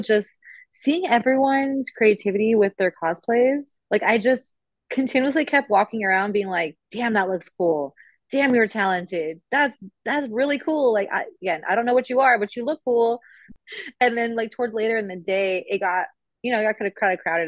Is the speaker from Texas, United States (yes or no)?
no; California, United States